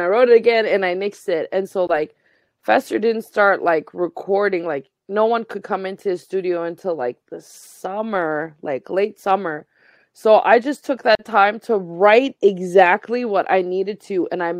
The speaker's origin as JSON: {"language": "English", "region": "the Maritimes", "country": "Canada", "tie": "born or raised there", "said": "I'm a displaced Afghan person. I was born and raised here in Mi'kma'ki, but like, this is not where I'm from."}